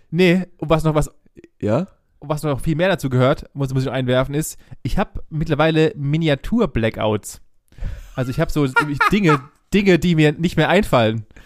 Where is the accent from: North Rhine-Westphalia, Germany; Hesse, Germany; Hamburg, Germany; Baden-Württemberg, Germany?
Baden-Württemberg, Germany; Ditzingen; wir haben uns in meinem Heimatdorf hier in Ditzingen, haben wir uns rumgetrieben